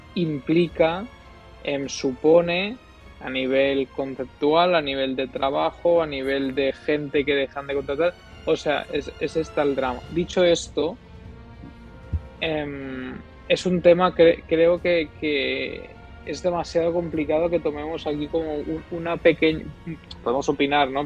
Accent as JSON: {"language": "Spanish", "region": "Catalonia", "country": "Spain", "said": "somos tres catalanes"}